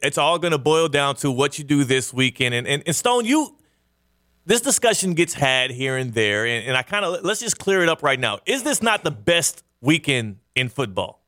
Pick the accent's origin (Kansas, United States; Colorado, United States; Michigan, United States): Kansas, United States; I was born in Kansas